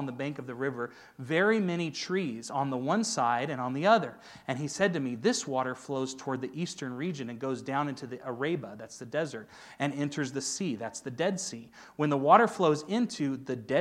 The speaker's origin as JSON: {"language": "English", "town": "Auburn", "region": "California", "country": "United States", "tie": "born or raised there", "also_born_or_lived": "Los Angeles, California", "said": "I grew up in Auburn"}